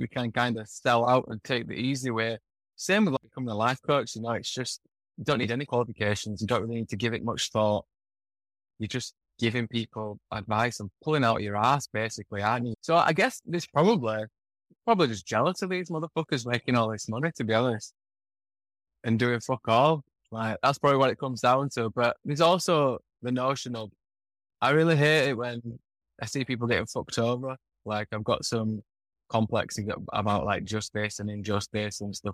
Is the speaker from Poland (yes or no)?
no; Yorkshire and the Humber, United Kingdom; moved away as an adult; now in Bali, Indonesia; the way I was brought up in Yorkshire